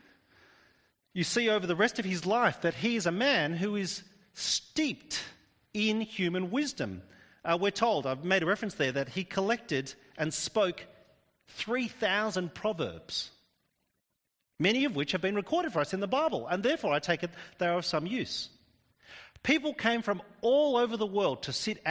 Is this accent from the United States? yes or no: no; Australia; I'm actually Australian. We Australians, with our convict heritage